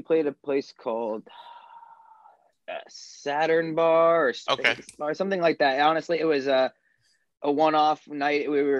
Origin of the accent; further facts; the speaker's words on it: East Brunswick, New Jersey, United States; So I grew up in New Jersey. I was born in North Jersey, Livingston, grew up in Garwood, Roselle Park, and my family moved to East Brunswick when I was like 4 or 5 years old.